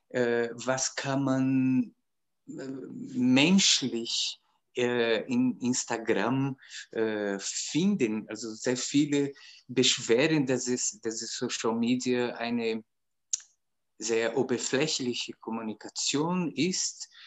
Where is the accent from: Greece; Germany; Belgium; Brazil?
Brazil; German is a second language; moved away as an adult; now in Austria; ich bin aus Brasilien nach Österreich gekommen, um Musik zu studieren.